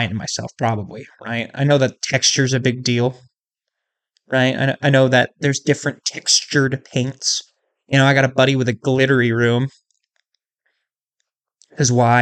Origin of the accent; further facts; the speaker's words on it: Iowa, United States; my home state of Iowa